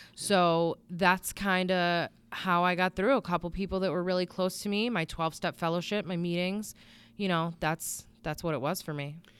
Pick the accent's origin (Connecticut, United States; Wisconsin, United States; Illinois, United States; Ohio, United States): Connecticut, United States; Bristol; I'm from Bristol